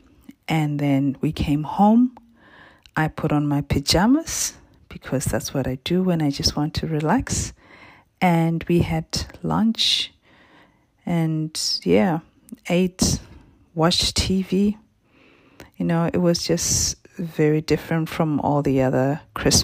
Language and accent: English; Botswana; now in Perth, Australia; I was born and raised in Botswana in Southern Africa and currently live in Perth in Western Australia